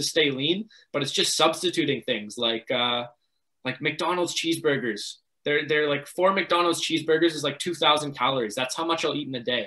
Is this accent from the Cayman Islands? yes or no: no; Markham, Ontario, Canada; growing up in Markham, everything was really sheltered